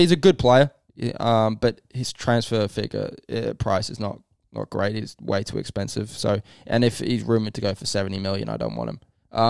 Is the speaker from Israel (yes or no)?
no; England, United Kingdom; I do. I'm English.